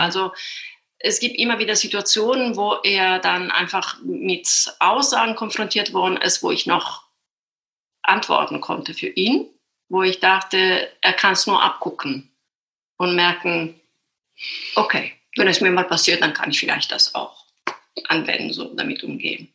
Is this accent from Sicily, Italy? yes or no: yes; Sicily, Italy; German is a second language; moved away as an adult; also born or lived in Düsseldorf, Germany; now in Berlin, Germany; ich komme aus Sizilien